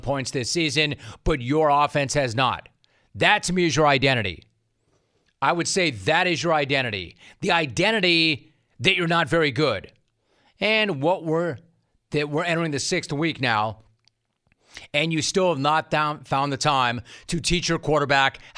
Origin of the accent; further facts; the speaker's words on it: Los Angeles, California, United States; I'm from Los Angeles.